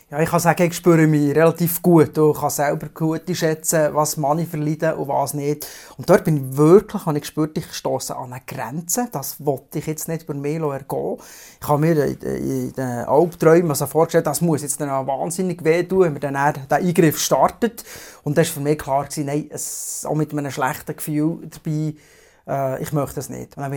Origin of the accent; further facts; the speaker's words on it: Bern, Switzerland; ich komme aus der Region Biel-Seeland, bin Vater von zwei Kindern, 12 und 14.